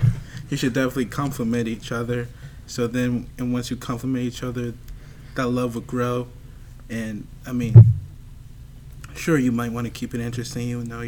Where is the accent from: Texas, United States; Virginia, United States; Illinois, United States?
Virginia, United States; I'm from Virginia.